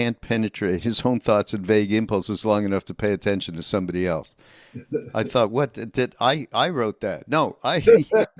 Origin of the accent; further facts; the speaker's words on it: Canada; I'm from Canada